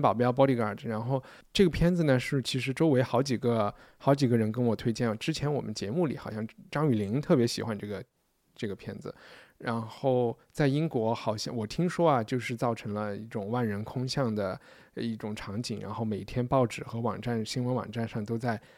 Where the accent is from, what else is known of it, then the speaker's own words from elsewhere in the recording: Sichuan, China; 张庭和我都是四川人嘛